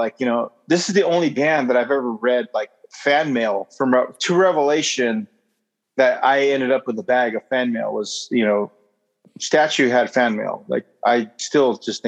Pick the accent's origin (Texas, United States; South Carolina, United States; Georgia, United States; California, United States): California, United States; Inland Empire; we're not from Orange County. We're from the Inland Empire